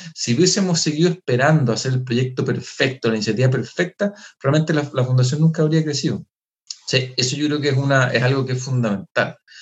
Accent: Chile; nosotros como, como chilenos ocupamos palabras que quizás no se van a entender

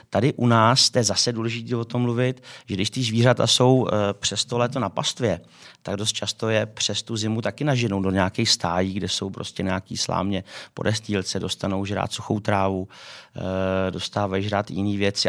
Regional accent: Czechia; my jako v Č- jako Češi

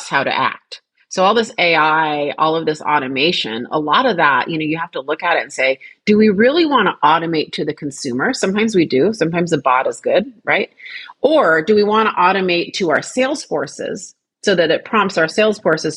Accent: Seattle, Washington, United States; I am a fifth generation Washingtonian. My dad's family goes back five generations. Yeah. So I was born and raised there

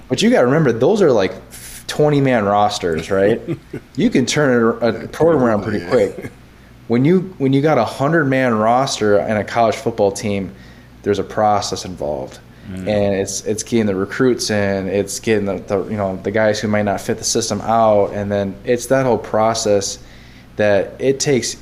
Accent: central Wisconsin, United States; I grew up in Wisconsin, central Wisconsin area

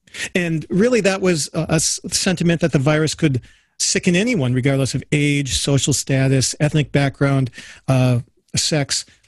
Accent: Upper Peninsula of Michigan, United States; So I'm a white guy. I grew up in a place where less than 1% of the people I grew up around in the Upper Peninsula of Michigan were not white.

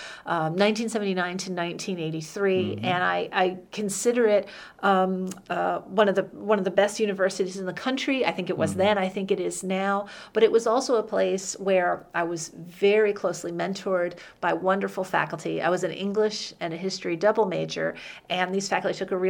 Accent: rural northwestern New Jersey, United States; moved away as an adult; also born or lived in Indonesia; now in Winston-Salem, United States; I'm always quick to tell people I was born in the northwestern part of the state

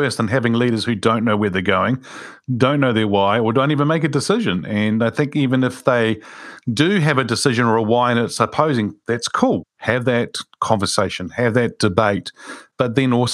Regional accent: Wellington, New Zealand; Wilberforce is a street that I grew up in Wilberforce Street in Wellington

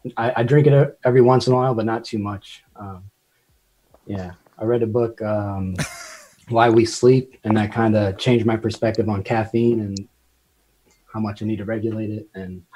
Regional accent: Houston, Texas, United States

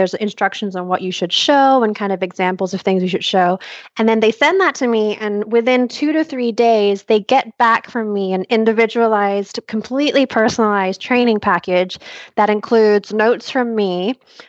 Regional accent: Malaysia; I grew up in Malaysia where we didn't really have access to a whole lot of trainers

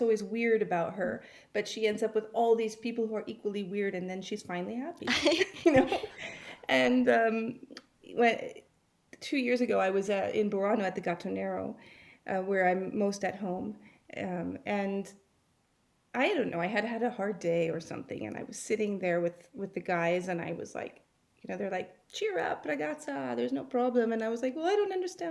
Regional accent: Los Angeles, California, United States; moved away; also born or lived in Venice; I grew up in Los Angeles

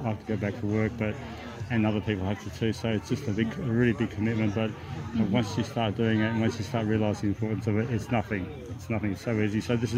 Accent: Coffs Harbour, New South Wales, Australia; and we're from Coffs Harbour. We picked up a few people on the way in the bus, and I'm from that area myself

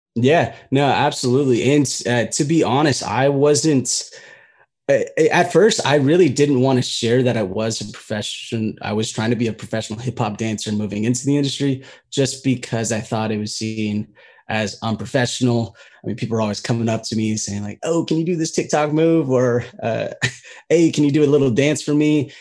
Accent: United States; being a Filipino American

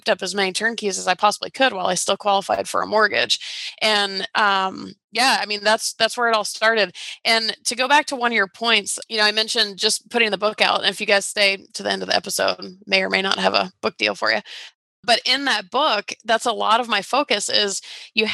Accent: Atlanta, Georgia, United States; I was from Atlanta

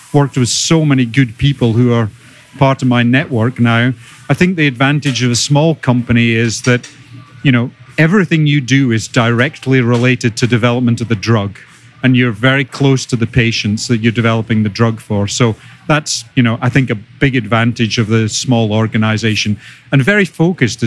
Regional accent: Buckie, Scotland, United Kingdom; moved away as an adult; also born or lived in Aberdeen / Toronto / England; So you can probably tell from my accent that I'm originally from Scotland, from a small fishing village up on the northeast of Scotland called Buckie

